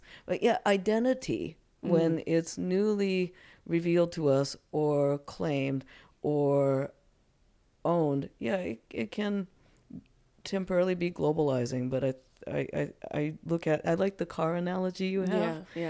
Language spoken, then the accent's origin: English; United States; You know, at any moment, I am Japanese American.